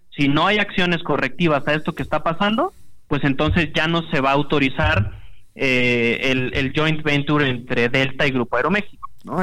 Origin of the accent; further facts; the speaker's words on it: Mexico; como mexicano